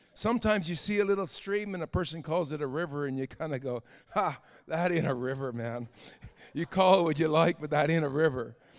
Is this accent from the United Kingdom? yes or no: no; Canada; As a Canadian, I had to learn to walk away from my Canadian identity